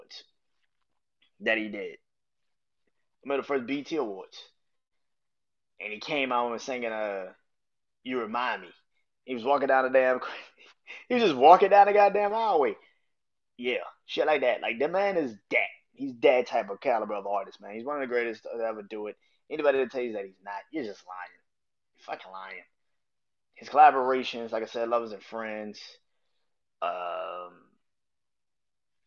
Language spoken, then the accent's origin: English; New Orleans, Louisiana, United States; I'll be in New Orleans, my hometown